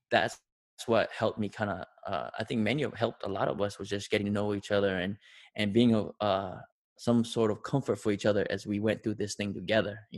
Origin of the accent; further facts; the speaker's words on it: Tonga; now in United States; you know, I came from Tonga.